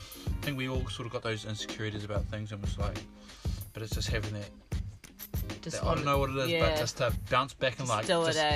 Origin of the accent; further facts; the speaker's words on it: New Zealand; growing up in New Zealand